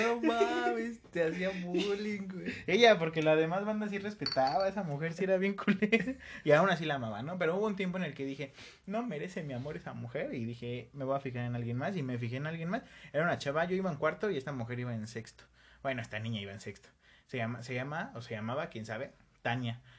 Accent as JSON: {"language": "Spanish", "region": "State of Mexico", "country": "Mexico", "also_born_or_lived": "Coacalco / Tultepec / Ecatepec", "said": "yo también soy del Estado de México, pero de una zona menos culera. Yo estuve por Coacalco"}